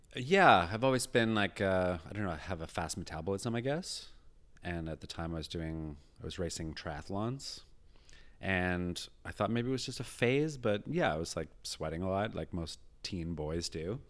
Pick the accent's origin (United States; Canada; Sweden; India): Canada; rural British Columbia; also born or lived in England; I moved here when I was eight to rural British Columbia